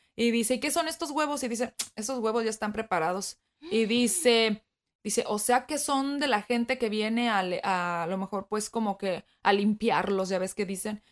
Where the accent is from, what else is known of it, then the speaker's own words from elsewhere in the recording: Mexico; moved away; estando en mi país natal, que fue México